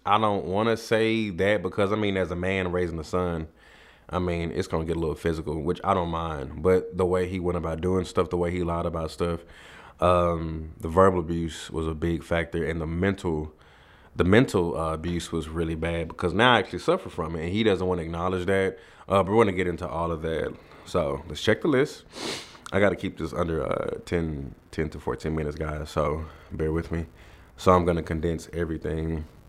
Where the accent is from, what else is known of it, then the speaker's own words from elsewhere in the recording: Dallas, Texas, United States; me and my mom, we come from Oak Cliff in Dallas, Texas.